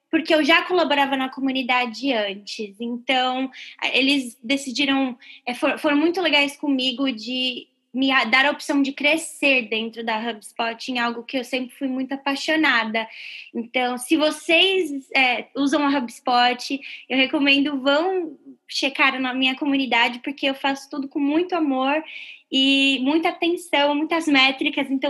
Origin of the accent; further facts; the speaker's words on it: Brazil; moved away as an adult; now in United States; Eu vim do Brasil é, em 2013, eu, eu vim para estudar e trabalhar.